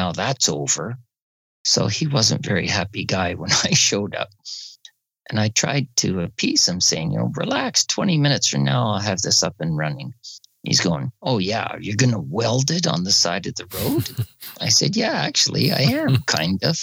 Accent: Barrie, Ontario, Canada; I'm from Barrie, Ontario, Canada, and I'm a motorcycle instructor

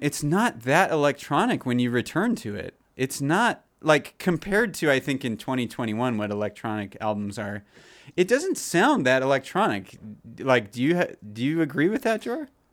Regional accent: United States; growing up in America

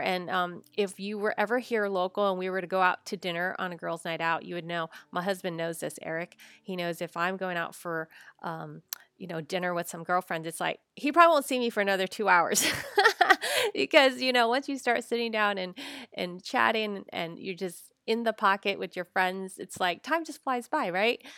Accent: United States; I'm Chinese American.

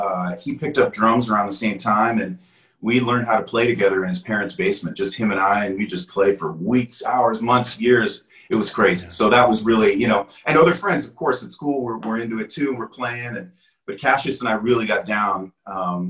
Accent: Canada; moved away as an adult; also born or lived in Wales / Toronto; now in United States; I was born in Wales. And, you know, when I was, you know, growing up, you know, we moved to Canada.

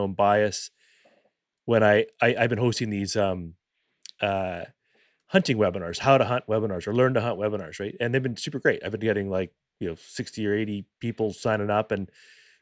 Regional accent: Vancouver, British Columbia, Canada; I grew up in Vancouver

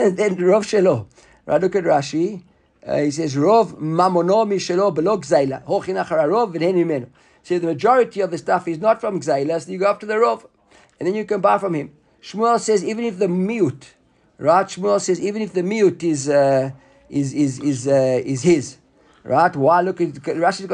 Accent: South Africa; when we were growing up in South Africa

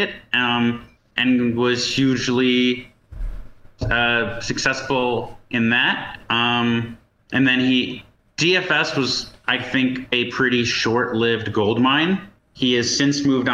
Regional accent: New Jersey, United States; I grew up in New Jersey

